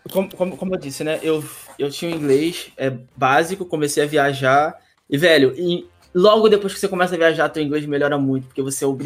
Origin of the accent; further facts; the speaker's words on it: Rio de Janeiro, Brazil; porque eu sou do Rio, tá?